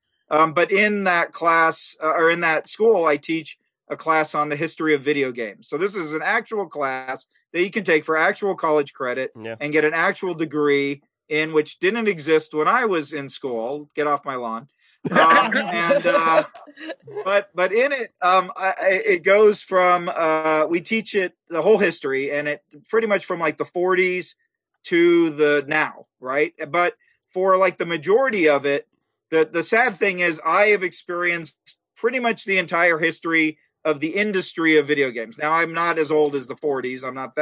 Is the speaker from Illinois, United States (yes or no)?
no; San Diego, California, United States; I grew up in San Diego